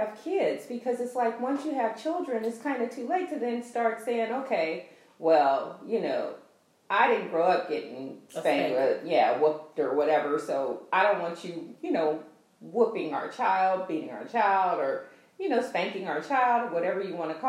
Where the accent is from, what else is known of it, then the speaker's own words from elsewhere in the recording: Oakland, California, United States; growing up in Oakland